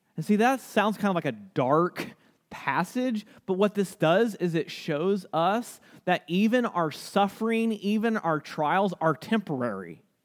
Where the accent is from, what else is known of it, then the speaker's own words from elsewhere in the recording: United States; as American Christians, one of the words that scare us the most is persecution. And honestly, here in the United States